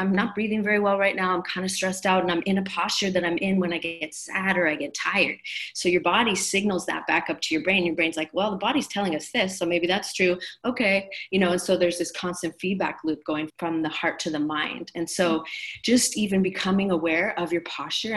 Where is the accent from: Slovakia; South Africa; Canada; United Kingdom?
Canada; now in Maui, United States; I'm originally from Canada